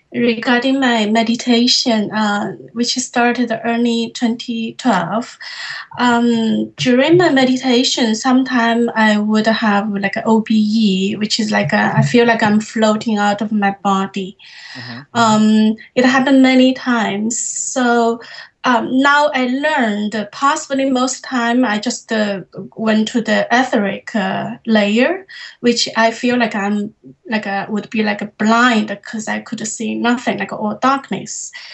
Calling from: Toronto, Ontario, Canada; I'm calling from Toronto, Canada.

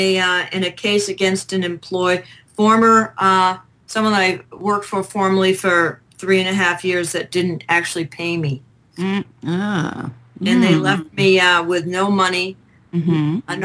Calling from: Henderson, Nevada, United States; Well, actually, I fudge a little bit. I'm actually in Henderson, but just a couple blocks.

